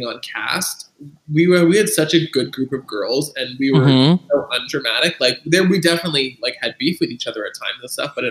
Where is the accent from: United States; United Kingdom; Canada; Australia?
Canada; Toronto, Ontario; moved away as an adult; I grew up in Toronto. I lived there for 18 years.